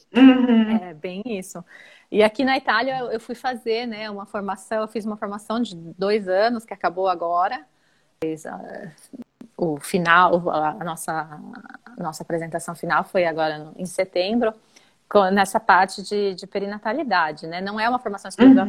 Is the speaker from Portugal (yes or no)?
no; São Paulo, Brazil; moved away as an adult; also born or lived in Germany / Italy; eu sou de São Paulo